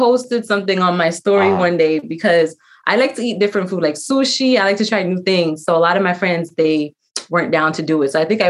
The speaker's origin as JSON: {"language": "English", "town": "New York City", "region": "New York", "country": "United States", "said": "I'm from the Bronx."}